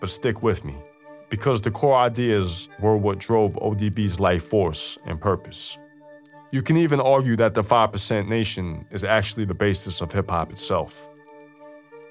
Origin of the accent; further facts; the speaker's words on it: Long Island, New York, United States; I grew up out in Long Island with my parents and four brothers.